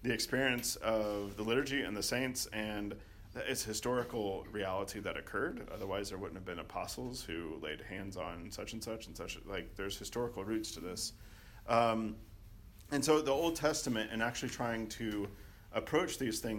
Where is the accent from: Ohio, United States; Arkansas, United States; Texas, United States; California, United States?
Arkansas, United States; when I was growing up in Arkansas